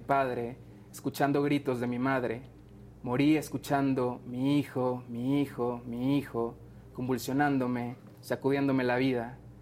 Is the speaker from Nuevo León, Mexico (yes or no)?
yes; Monterrey, Nuevo León, Mexico; yo soy de Monterrey